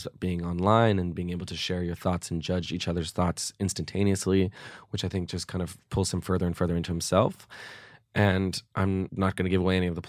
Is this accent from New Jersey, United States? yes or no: no; California, United States; Right near UCLA.